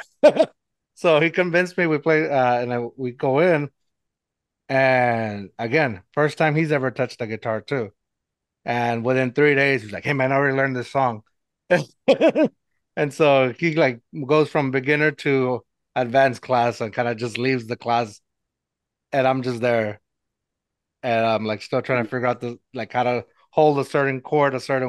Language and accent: English; San Antonio, Texas, United States; I'm from San Antonio. I live in San Antonio